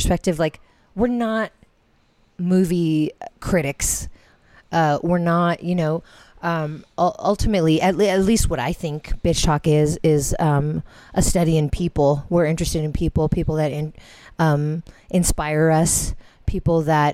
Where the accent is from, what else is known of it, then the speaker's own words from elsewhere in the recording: Philippines; we're Filipino